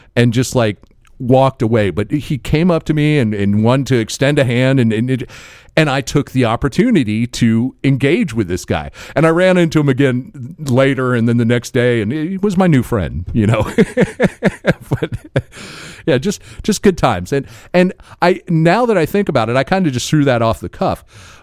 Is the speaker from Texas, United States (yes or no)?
no; Florida, United States; we're from Florida